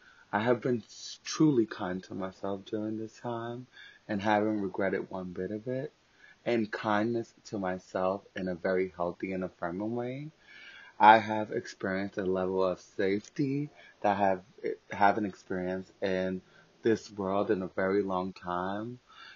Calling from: New York City, New York, United States; I am calling from New York City, living and existing during the COVID-19 pandemic

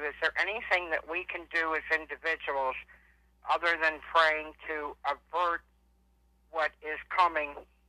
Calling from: Philadelphia, Pennsylvania, United States; I'm calling from Philadelphia.

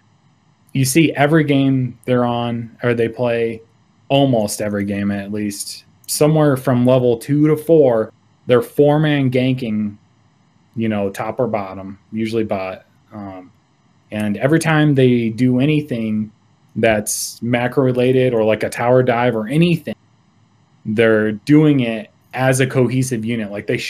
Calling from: Laramie, Wyoming, United States; also born or lived in Chicago area; I'm calling from Laramie, Wyoming.

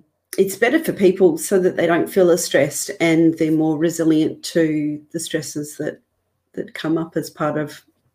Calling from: Victoria, Australia; I'm in Victoria in Australia, which, if people know Melbourne, I'm basically in regional Victoria, so about an hour north of Melbourne.

